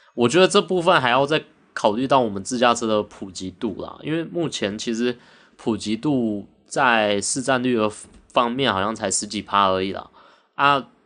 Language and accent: Chinese; Taiwan; 我们台湾在半导体这一块